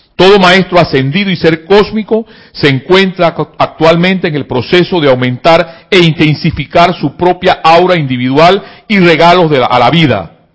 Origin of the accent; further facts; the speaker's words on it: Panama; acá en mi país, Panamá